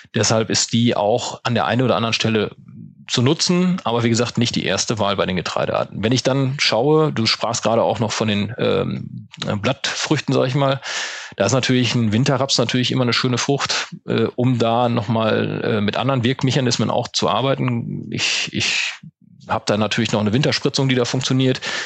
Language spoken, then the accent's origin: German; Münsterland, North Rhine-Westphalia, Germany; wenn man im Münsterland mitten auf dem Plattenland groß wird